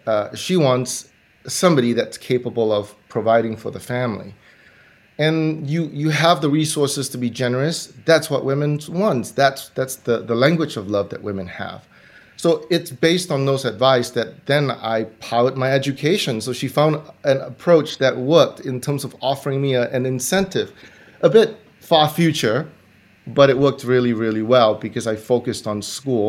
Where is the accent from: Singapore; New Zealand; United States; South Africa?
Singapore; I grew up in Singapore